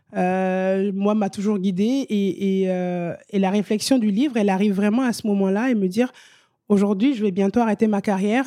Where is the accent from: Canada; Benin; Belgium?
Benin; also born or lived in Italy; now in France; je suis vraiment originaire de la région des Amazones.